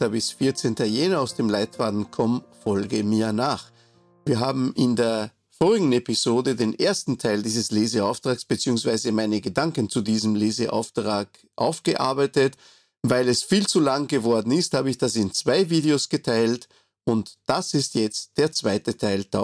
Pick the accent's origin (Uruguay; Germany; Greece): Uruguay; Montevideo; now in Austria; ich bin jetzt in Österreich, ich bin nicht hier geboren. Ich bin geboren in Montevideo, der Hauptstadt der Republik Uruguay und äh, habe dort meine Kindheit verbracht.